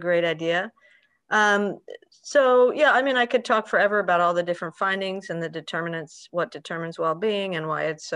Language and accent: English; Peru; moved away; also born or lived in United States; I grew up in Peru, between Peru and the US.